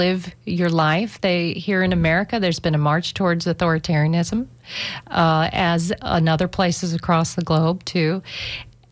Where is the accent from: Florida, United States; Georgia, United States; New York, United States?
Florida, United States; Tampa; I love my hometown. I love representing Tampa and St. Pete.